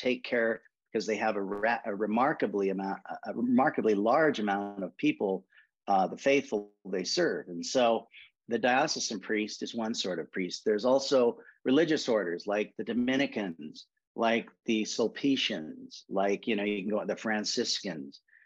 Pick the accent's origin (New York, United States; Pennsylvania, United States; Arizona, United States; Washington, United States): Washington, United States; Spokane; now in Montana, United States; I grew up in Spokane, Washington, actually the north part of Spokane outside of the city limits